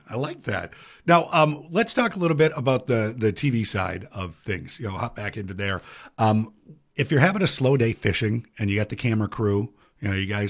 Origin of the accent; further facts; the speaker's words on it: Minnesota, United States; Because I did a lot of that growing up in Anoka County and in Hennepin County, and we would fish right in the middle of the city